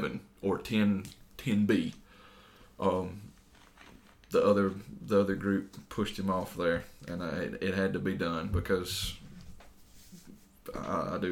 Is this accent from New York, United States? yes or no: no; Northeast Mississippi, United States; we're from Northeast Mississippi